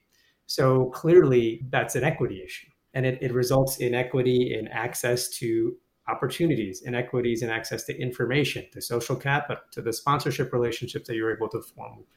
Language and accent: English; Toronto, Ontario, Canada; born or raised there; moved away